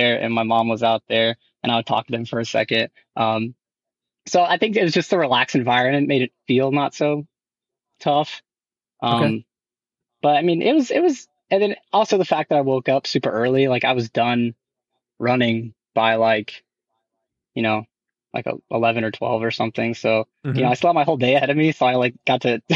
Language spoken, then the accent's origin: English; Newnan, Georgia, United States; now in Augusta, United States; my hometown in Noonan.